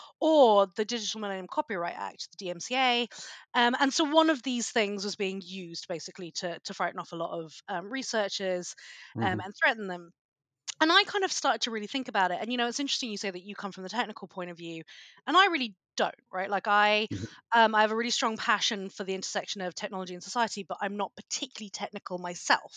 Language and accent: English; United Kingdom; moved away as an adult; also born or lived in United States; As you can probably tell from my accent, I'm a Brit